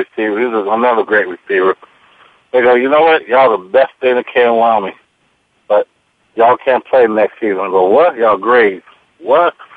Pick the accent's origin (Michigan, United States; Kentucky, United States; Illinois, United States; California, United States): Illinois, United States; Robbins; I grew up in Robbins, Illinois